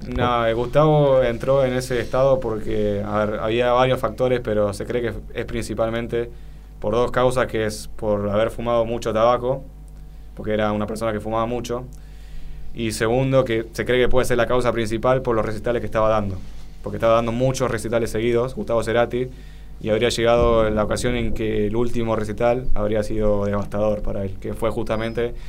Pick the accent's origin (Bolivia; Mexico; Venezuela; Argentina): Argentina; nosotros, como argentinos